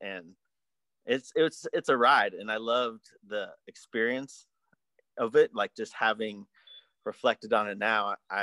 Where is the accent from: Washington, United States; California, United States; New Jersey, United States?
California, United States; Berkeley; we're from Berkeley, we go to Telegraph all the time